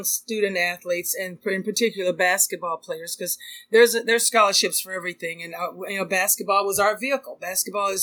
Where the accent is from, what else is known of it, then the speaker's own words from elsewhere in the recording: Texas, United States; I'm from Texas